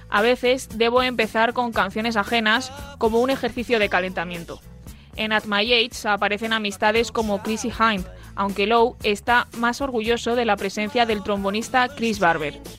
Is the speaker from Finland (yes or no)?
yes; Finland; Spanish is a second language; Hola, soy de Finlandia.